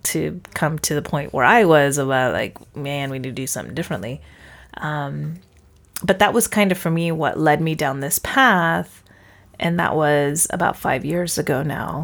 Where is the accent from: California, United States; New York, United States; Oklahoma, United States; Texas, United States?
California, United States; Porterville; moved away as an adult; I actually grew up in a town called Porterville